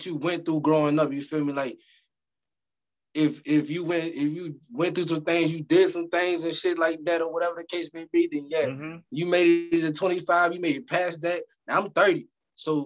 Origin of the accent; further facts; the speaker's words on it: Virginia, United States; now in North Carolina, United States; being that I'm from Virginia and I live in Carolina